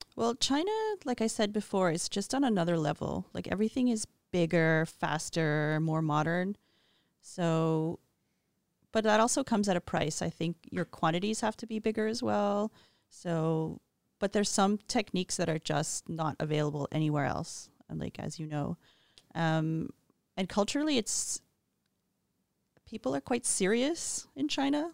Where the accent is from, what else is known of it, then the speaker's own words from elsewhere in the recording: Montreal, Quebec, Canada; growing up in Montreal was an ideal, safe childhood